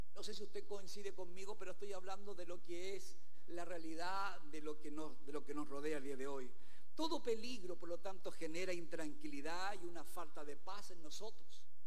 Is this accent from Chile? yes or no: yes; Chile; aquí en nuestro país